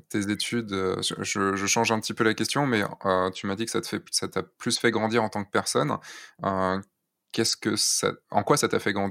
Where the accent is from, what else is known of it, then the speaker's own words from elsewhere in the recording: Rostrenen, Brittany, France; also born or lived in near Lorient / Rennes; Non, je suis pas de Rennes. Moi, je viens du centre-centre Bretagne, de Rostrenin